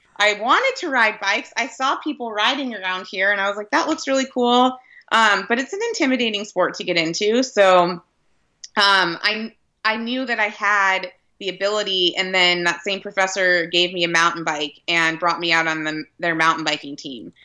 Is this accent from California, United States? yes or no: yes; Redlands, California, United States; my hometown community